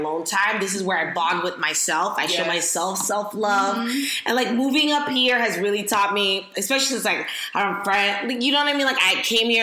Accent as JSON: {"language": "English", "town": "Miami", "region": "Florida", "country": "United States", "tie": "born or raised there", "moved": "as an adult", "said": "I grew up in Miami, but I'm Nigerian"}